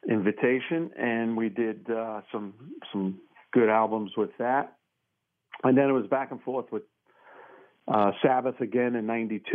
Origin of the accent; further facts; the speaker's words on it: New York City, New York, United States; I grew up in Brooklyn, played with bands in Brooklyn